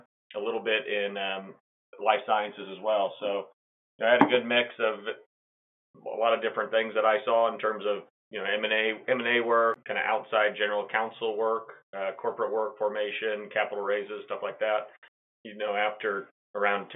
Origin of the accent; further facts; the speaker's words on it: Kansas City, United States; I'm from Kansas City